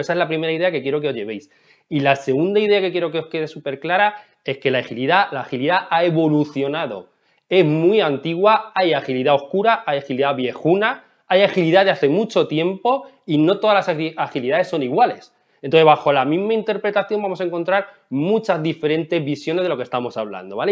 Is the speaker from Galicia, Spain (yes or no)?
no; Ciudad Real, Castilla-La Mancha, Spain; en mi pueblo, que yo soy de Ciudad Real